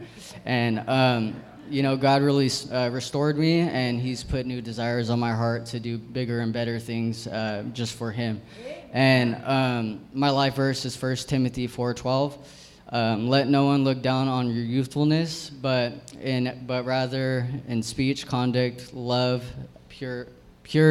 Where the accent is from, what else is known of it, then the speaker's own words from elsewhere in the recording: San Jose, California, United States; I'm from San Jose